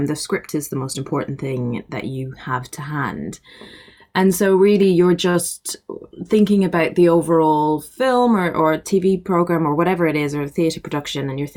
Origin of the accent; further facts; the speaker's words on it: Ireland; I grew up in Ireland